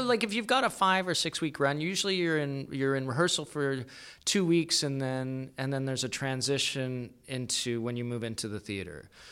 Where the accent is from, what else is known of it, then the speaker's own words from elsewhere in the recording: Calgary, Alberta, Canada; moved away as an adult; also born or lived in Kingston; was born in Calgary, grew up there